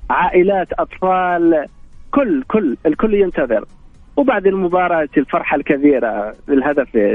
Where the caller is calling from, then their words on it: Casablanca, Casablanca-Settat, Morocco; حرك من مدينة الدار البيضاء الدار البيضاء